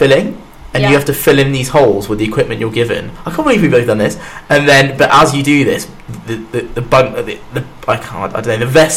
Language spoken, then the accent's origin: English; Birmingham, West Midlands, United Kingdom; as a man that is from the big city